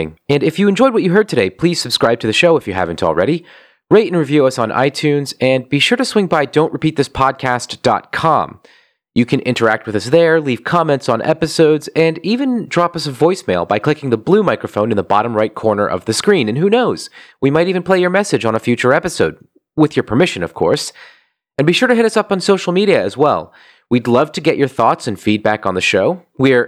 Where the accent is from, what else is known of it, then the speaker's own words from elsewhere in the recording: New Jersey, United States; somebody who has a Japanese name who was born and raised in New Jersey